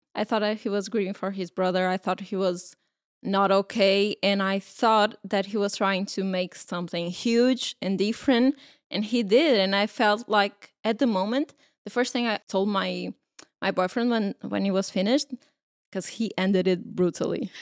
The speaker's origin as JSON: {"language": "English", "country": "Portugal", "said": "we are from Portugal"}